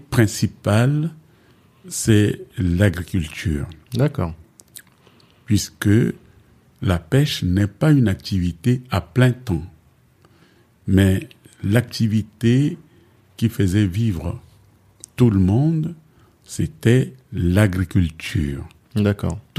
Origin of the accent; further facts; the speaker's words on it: Dangbe, DR Congo; Moi-même, je suis né au Congo.